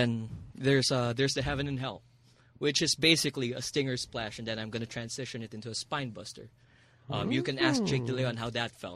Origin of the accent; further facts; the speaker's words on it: Muntinlupa, Metro Manila, Philippines; also born or lived in Japan; I'm from Alabang.